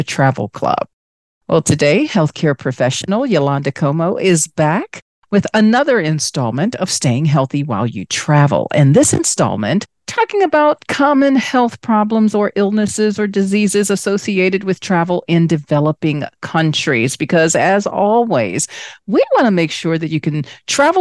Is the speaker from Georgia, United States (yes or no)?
no; Washington, District of Columbia, United States; My hometown